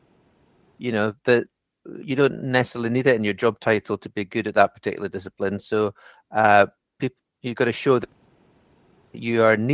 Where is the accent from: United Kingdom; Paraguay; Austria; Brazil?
United Kingdom; the Borders, Scotland; moved away as an adult; also born or lived in London; now in outside London, United Kingdom; I grew up in the middle of nowhere in rural Scotland